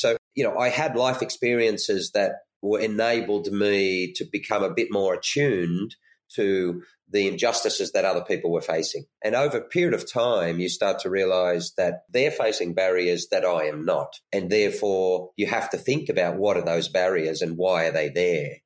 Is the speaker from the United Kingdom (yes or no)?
no; Lismore, New South Wales, Australia; I come from Lismore, which is quite a small regional country area in the north of New South Wales in Australia